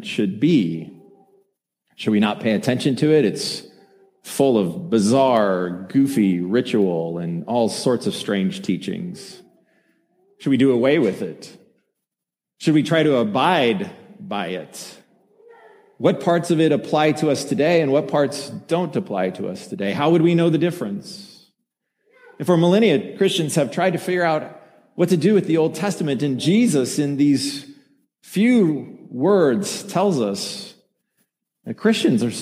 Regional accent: Colorado, United States; I'm from Colorado

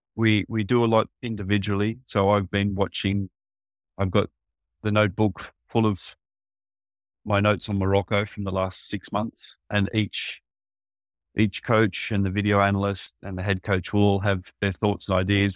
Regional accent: near Sydney, New South Wales, Australia; moved away as an adult; also born or lived in Korea; now in South Korea; my hometown is not far from Sydney

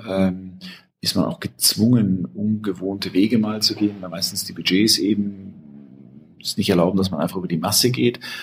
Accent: Germany; als Deutscher

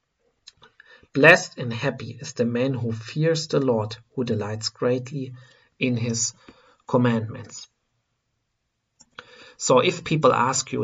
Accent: Germany; I am coming from Germany

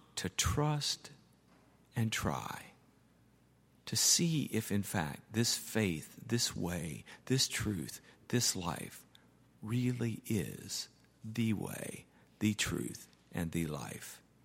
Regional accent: United States; I'm an American

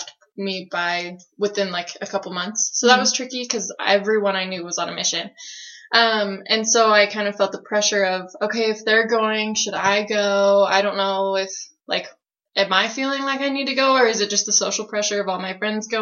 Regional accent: Salt Lake City, Utah, United States; I'm from Salt Lake City, Utah

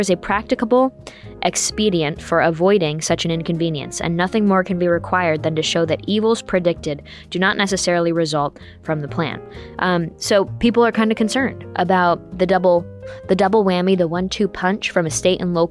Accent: New York, United States; moved away; blue states like New York State, where I'm from, we have the highest state and local tax burden in the country, or at least that was the case when I was growing up

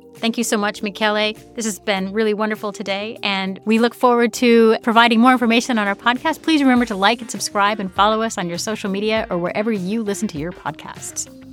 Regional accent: United States; being American, I've never had to do ESTA. I've got a U.S. passport

